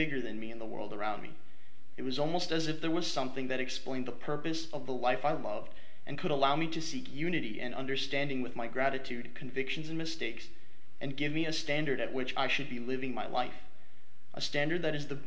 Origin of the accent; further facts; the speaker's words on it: New Providence, New Jersey, United States; I was born and raised in New Providence, New Jersey, a lovely suburban town outside of New York City.